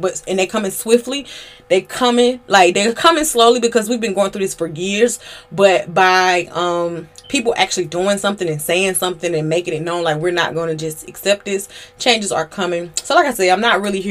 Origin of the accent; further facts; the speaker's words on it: Georgia, United States; I'm from Georgia.